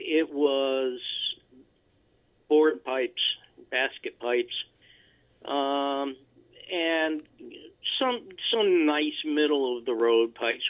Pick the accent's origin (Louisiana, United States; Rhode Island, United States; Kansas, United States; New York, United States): New York, United States; Albany; moved away as an adult; for the first 55 or so years of my life, I lived in the area around Albany, New York